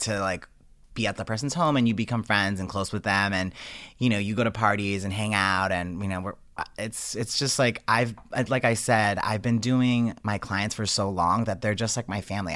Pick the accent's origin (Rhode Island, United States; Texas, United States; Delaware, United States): Rhode Island, United States; Johnston; moved away; I'm originally from Johnston